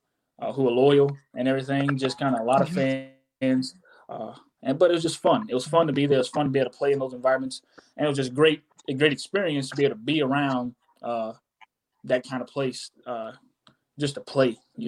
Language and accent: English; Monterey, California, United States; born there; I was born out in Monterey, California. And so some family of mine got to come see me play.